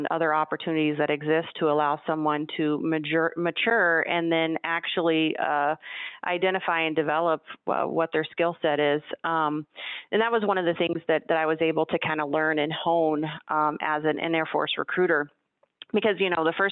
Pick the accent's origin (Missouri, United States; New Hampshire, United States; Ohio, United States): Ohio, United States; moved away as an adult; also born or lived in San Antonio, Texas; I left my small rural town that I was born and raised in Ohio